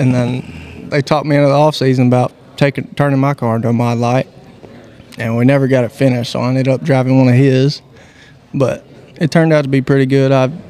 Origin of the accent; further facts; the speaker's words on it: Chapel Hill, Tennessee, United States; I'm from Chapel Hill, Tennessee.